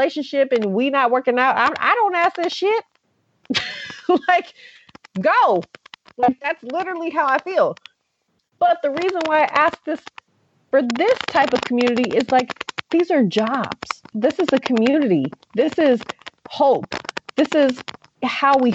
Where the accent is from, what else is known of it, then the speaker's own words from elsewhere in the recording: Oakland, California, United States; I am from Oakland. I was born in Oakland. I was raised in Oakland